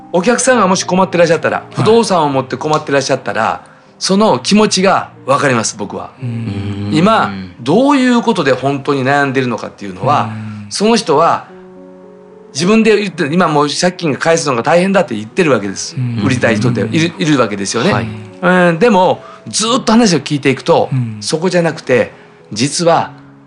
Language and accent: Japanese; Kobe, Hyogo, Japan; accent: Kansai-ben; moved away as an adult; now in Tokyo, Japan